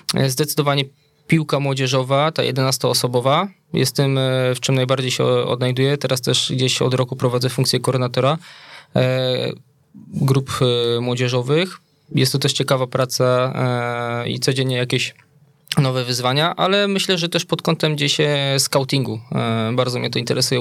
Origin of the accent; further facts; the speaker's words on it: Wola, Silesian Voivodeship, Poland; also born or lived in Bielsko-Biała; w mojej rodzinnej miejscowości w Woli obok Pszczyny